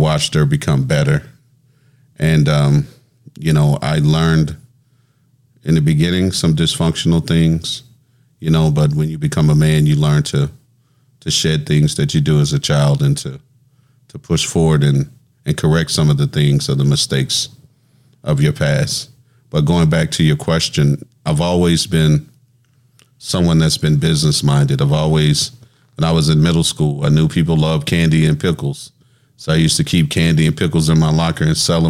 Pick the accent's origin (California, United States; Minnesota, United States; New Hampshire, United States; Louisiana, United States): Louisiana, United States; New Orleans; born or raised there; also born or lived in Natchez, Mississippi